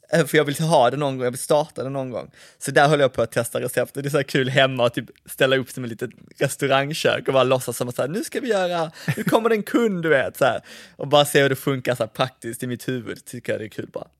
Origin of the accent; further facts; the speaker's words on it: Malmö, Skåne, Sweden; jag växte upp i Kirseberg som är en gammal klassisk arbetarklassförort